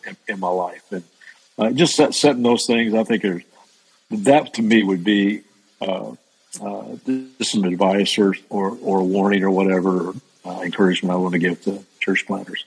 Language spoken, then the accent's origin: English; Central Kentucky, United States; moved away as an adult; also born or lived in Las Vegas; growing up in Central Kentucky